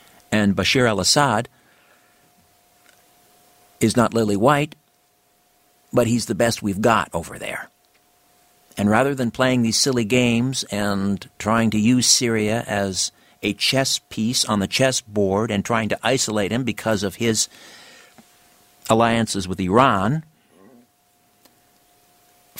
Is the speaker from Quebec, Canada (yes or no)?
no; Brantford, Ontario, Canada; my hometown, Brantford